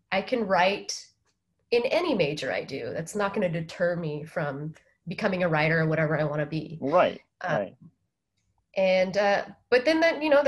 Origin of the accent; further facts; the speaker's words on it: San Diego, California, United States; moved away as an adult; also born or lived in San Francisco; now in Tokyo, Japan; I currently live in Tokyo, but my hometown is San Diego, California. A huge California girl.